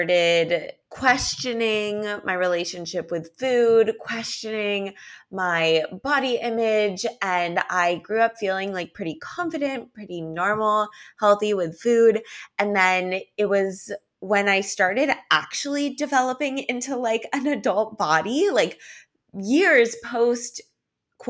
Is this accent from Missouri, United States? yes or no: no; Los Angeles, California, United States; also born or lived in New York; now in Miami Beach, United States; I live in Miami Beach now, but I'm originally from Los Angeles and I actually lived in New York for a year too